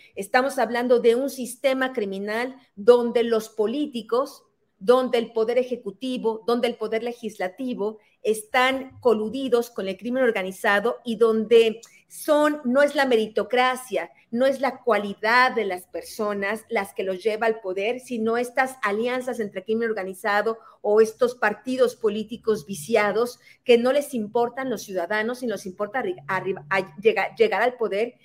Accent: Mexico; moved away as an adult; also born or lived in Mexico City

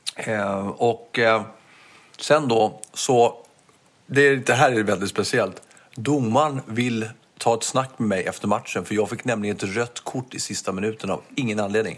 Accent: Stockholm, Stockholm County, Sweden; accent: Stockholmska; jag har som stockholmska, att det finns slangord i det

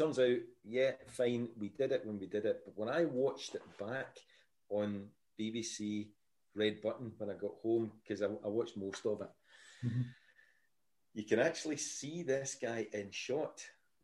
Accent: Glasgow, Scotland, United Kingdom; accent: Scottish; I didn't grow up with a hard Glasgow accent

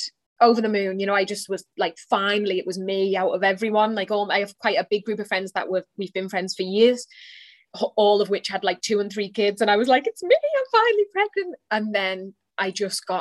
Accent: a little town outside of Liverpool, North West England, United Kingdom; now in Ireland; I am, probably by the accent you can tell, I am from England. A little town outside of Liverpool. My mum lives now, and that's where I grew up

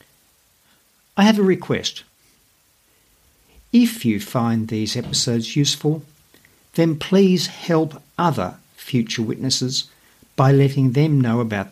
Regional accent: Australia; accent: Aussie; my Aussie accent

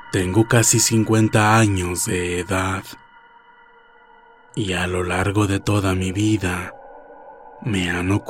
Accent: Mexico City, Mexico; Soy de la Ciudad de México antes Distrito Federal.

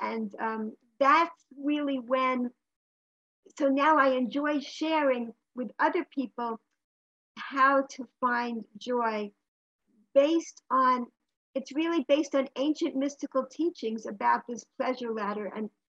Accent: New York, United States; In New York.

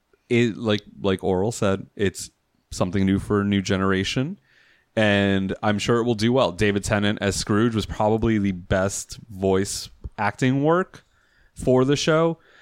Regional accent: Puerto Rico; We were trying to be the affluent Puerto Ricans

